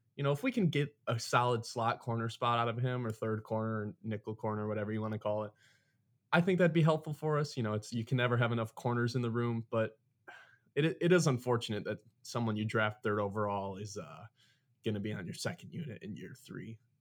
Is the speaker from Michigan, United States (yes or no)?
yes; Michigan, United States; It's a real thing here